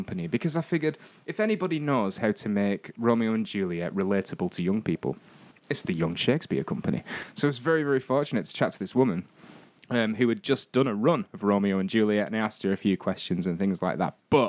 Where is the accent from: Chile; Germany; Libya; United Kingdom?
United Kingdom; Northern England; someone who's half English and half Scottish and all Northern.